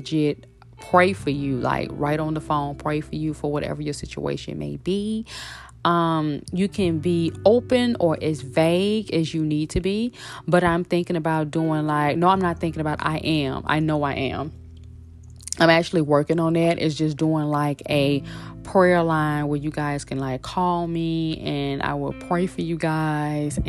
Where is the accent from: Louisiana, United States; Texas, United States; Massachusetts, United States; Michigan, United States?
Louisiana, United States; Shreveport; moved away; also born or lived in Los Angeles; back in my hometown in Shreveport, Louisiana